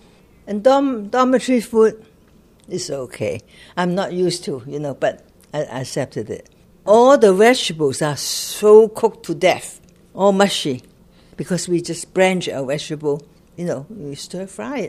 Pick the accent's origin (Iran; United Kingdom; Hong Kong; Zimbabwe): Hong Kong; now in New York, United States; See, I was brought up in Hong Kong, which is a British colony.